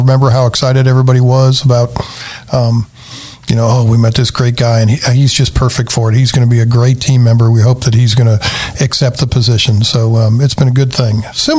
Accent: Tennessee, United States; But first, I'm from Tennessee.

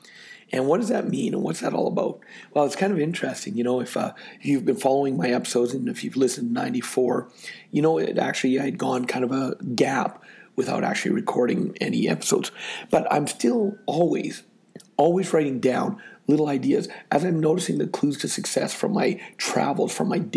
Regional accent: Canada; I'm from Canada

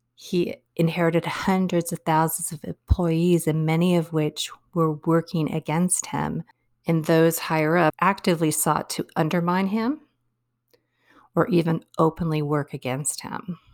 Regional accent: United States; as American people

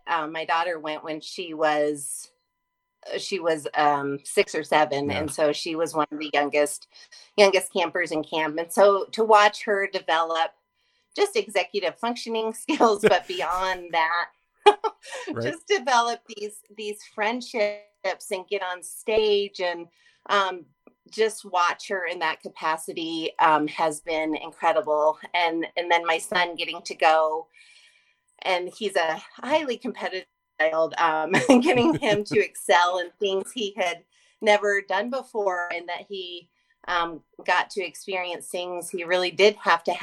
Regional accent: Colorado, United States; I'm from Colorado with lots of camps

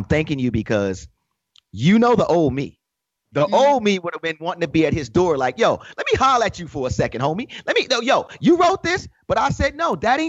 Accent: New York, United States; being a New Yorker, being a hip hop kid at heart

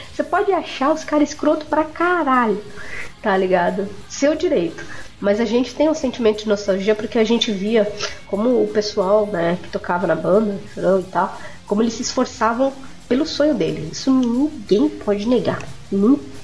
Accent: São Vicente, São Paulo, Brazil; eu sou de São Vicente Litoral

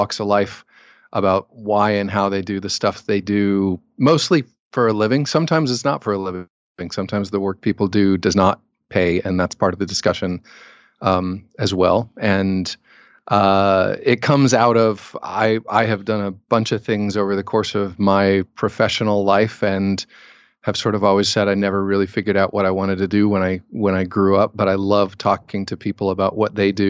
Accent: Cincinnati, Ohio, United States; I'm from Cincinnati, so I'm just down the road from you.

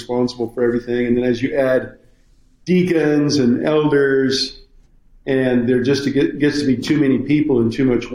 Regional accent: Southern Idaho, United States; moved away as an adult; also born or lived in Moscow, Idaho; now in Lynchburg, United States; My wife and I grew up in Southern Idaho

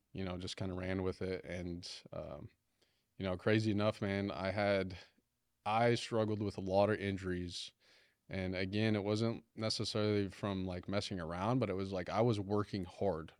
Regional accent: Farmington, United States; growing up in Farmington

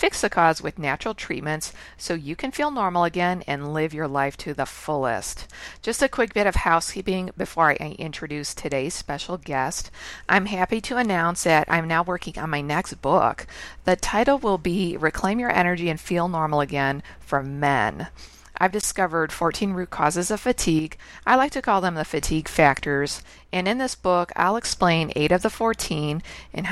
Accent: Chicago, Illinois, United States; moved away as an adult; now in Canada; I'm actually born and raised in Chicago, and I'm living in Canada now for 20 years

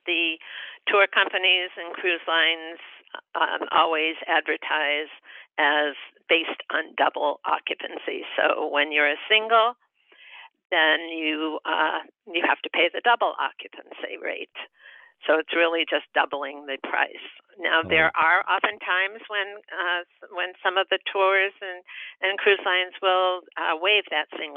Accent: Connecticut, United States; also born or lived in Vermont; now in Cocoa Beach, United States; I'm originally from Connecticut

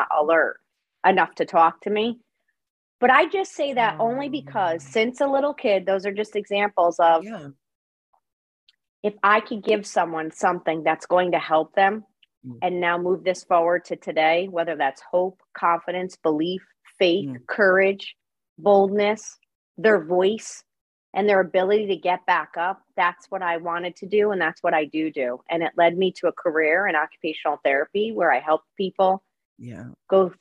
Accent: Connecticut, United States; I am from Connecticut, from a small town on the coastline of Connecticut

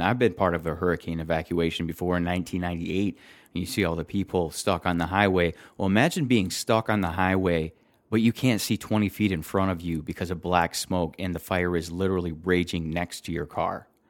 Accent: Detroit, Michigan, United States; I come from Detroit

